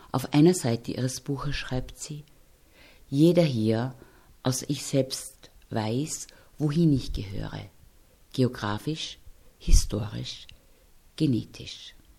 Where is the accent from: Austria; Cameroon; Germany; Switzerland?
Austria; Wir hier in Österreich